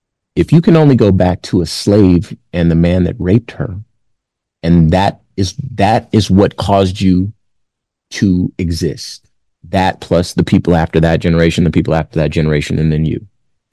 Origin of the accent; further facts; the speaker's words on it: Compton, California, United States; I look around my neighborhood. I'm from Compton, famously. Look around my neighborhood.